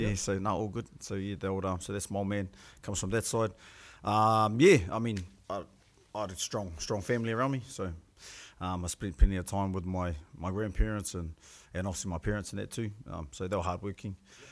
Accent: Gisborne, New Zealand; I come from Gisborne, or my father … mother is … She used to be a Westrup. My mother's from Gisborne itself, Gisborne, and strong connections to Mahia

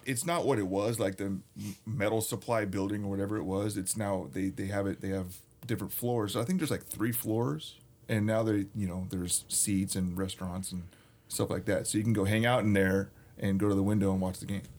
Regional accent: San Diego, California, United States; now in Sacramento, United States; I grew up in San Diego

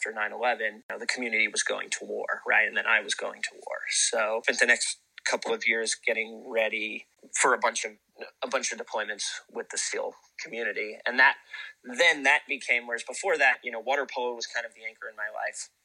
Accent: Santa Cruz, California, United States; also born or lived in Capitola, California; I grew up in Santa Cruz, which is a town of kind of like great watermen.

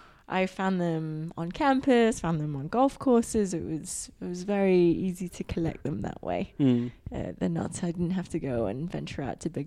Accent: Hong Kong; I'm originally from Hong Kong, and it doesn't mean anything in that language, and it doesn't mean anything really.

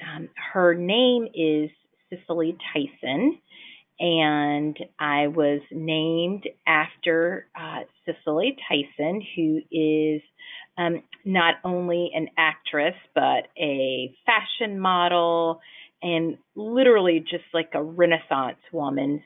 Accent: Birmingham, Alabama, United States; now in Washington, D.C., United States; I am born and raised in Birmingham, Alabama

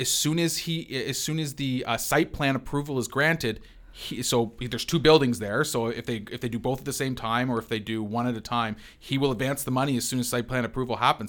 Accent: London, Ontario, Canada; as a Londoner

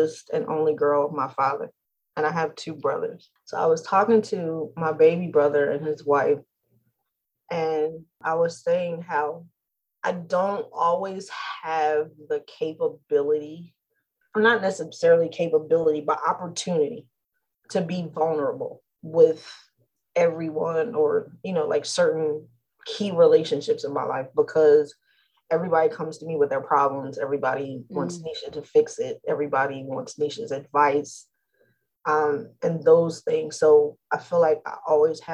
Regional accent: New Jersey, United States; We're from New Jersey

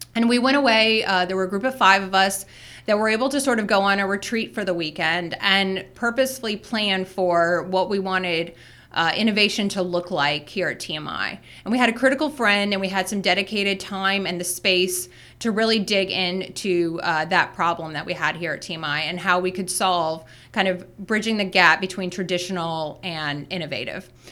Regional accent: South Florida, United States; moved away; I started teaching, uh, at a private school in my hometown

